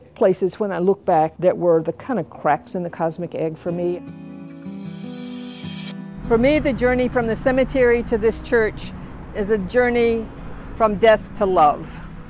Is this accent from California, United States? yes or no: no; Tuskegee, Alabama, United States; born or raised there